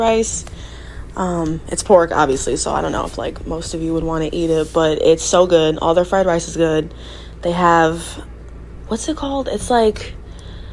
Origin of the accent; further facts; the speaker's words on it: New York, United States; I grew up in New York